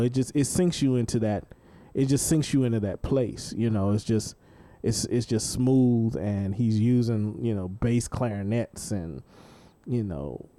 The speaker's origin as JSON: {"language": "English", "town": "Dallas", "region": "Texas", "country": "United States", "tie": "born or raised there", "said": "growing up in Dallas"}